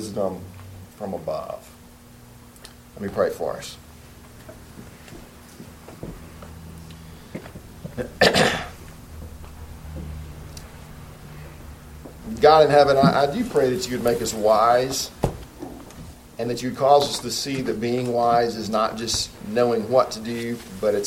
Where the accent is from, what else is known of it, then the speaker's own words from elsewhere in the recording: Alabama, United States; also born or lived in Boone, North Carolina; now in Spartanburg, United States; They always had about a 20-acre garden that made me slave in every summer in the hot Alabama